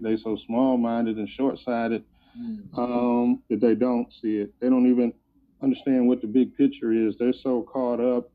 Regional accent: United States; moved away as an adult; also born or lived in Detroit, Michigan / Canton, Ohio / Tallahassee, Florida; I'm from Detroit and Ohio, between Detroit and Canton, Ohio

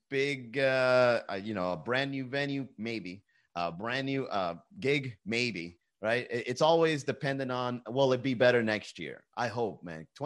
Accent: Venezuela; You don't even know where El Salvador is. I'm from Venezuela, El Capo.

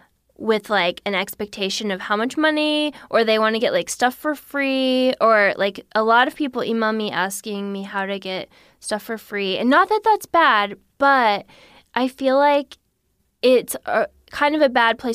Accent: Missouri, United States; Yes. Yeah. {S1} Whoa. {S2} Yeah. So we never thought we would leave, and we love Missouri

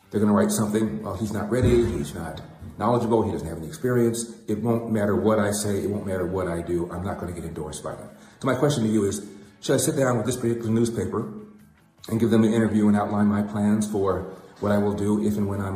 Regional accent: California, United States; I'm born and raised in California.

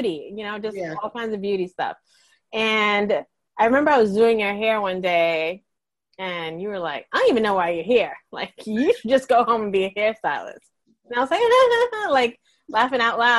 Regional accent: New York City, New York, United States; moved away as an adult; now in Buffalo, United States; growing up in Brooklyn, growing up in the hood

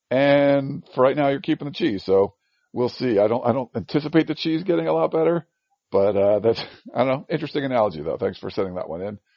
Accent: outside of Boston, Massachusetts, United States; moved away; I am now recording this in uh, uh, my childhood home growing up on the East Coast uh, outside of Boston.

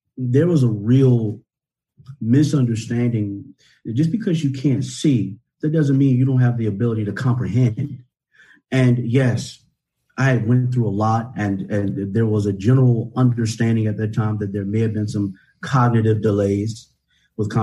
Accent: Northampton County, Virginia, United States; I grew up here in Virginia in a very, very poor county, Northampton County

